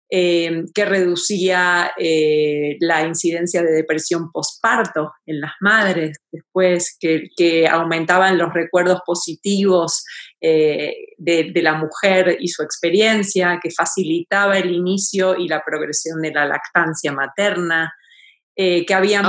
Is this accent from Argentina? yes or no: yes; Argentina; moved away as an adult; now in Mexico City, Mexico; yo soy argentina y vivo en la Ciudad de México hace 21 años